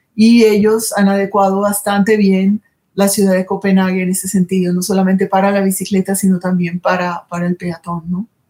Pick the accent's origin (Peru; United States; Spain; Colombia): Colombia; Colombian Caribbean coast